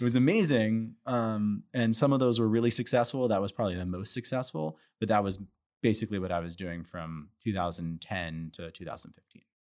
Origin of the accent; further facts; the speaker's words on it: Santa Monica, California, United States; moved away; also born or lived in Chicago; I'm from Santa Monica originally, Santa Monica, California